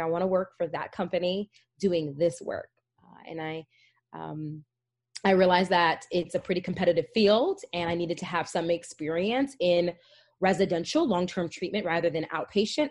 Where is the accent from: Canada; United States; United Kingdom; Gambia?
United States; New Jersey; moved away; also born or lived in Hackensack, New Jersey / Upstate New York / Las Vegas, Nevada; I was born and raised in Jersey. I lived in Essex County. I was born in North Jersey, lived in the Oranges